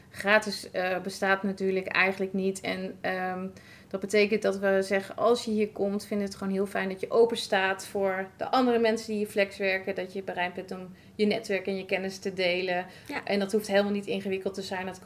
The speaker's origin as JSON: {"language": "Dutch", "town": "Raalte", "region": "Overijssel", "country": "Netherlands", "said": "want ik kom zelf natuurlijk uit Raalte."}